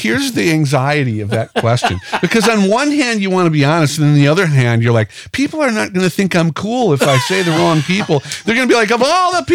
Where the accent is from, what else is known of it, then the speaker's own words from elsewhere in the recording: Chicago, Illinois, United States; now in Minnesota, United States; Growing up in Chicago, I was able to play in churches